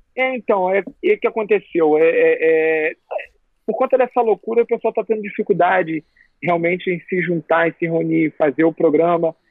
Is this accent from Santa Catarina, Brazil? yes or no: no; Rio de Janeiro, Brazil; eu aqui sou, do Rio, torço pro Flamengo